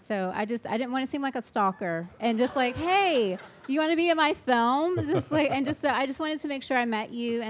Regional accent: Nashville, Tennessee, United States; now in London, United Kingdom; I'm from Nashville.

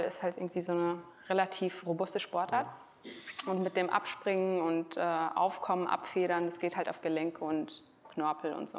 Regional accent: Frankfurt, Hesse, Germany; wenn ich wieder in meiner Homebase bin in Frankfurt

